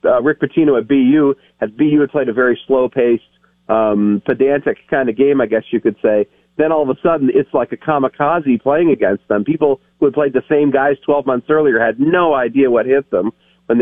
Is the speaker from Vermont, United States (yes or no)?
yes; Burlington, Vermont, United States; I grew up in Burlington. I live in Burlington now